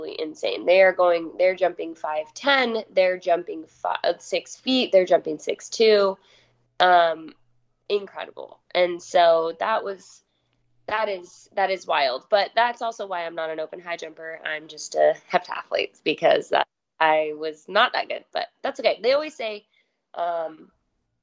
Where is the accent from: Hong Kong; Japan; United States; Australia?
United States; Rexburg, Idaho; also born or lived in Utah; I'm born and raised in Rexburg, Idaho